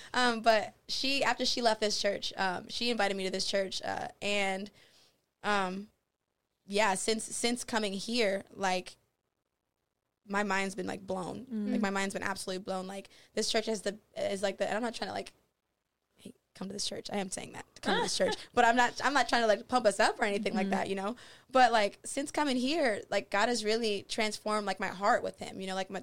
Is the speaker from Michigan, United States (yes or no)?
yes; Michigan, United States; So we were raised in Michigan, We were raised in Michigan